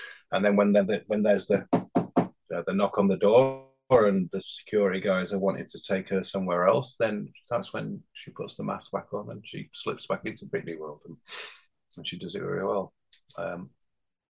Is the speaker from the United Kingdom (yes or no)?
yes; Bradford, Yorkshire and the Humber, United Kingdom; accent: northern; also born or lived in South of England; now in Hebden Bridge, United Kingdom; I'm from a council estate in Bradford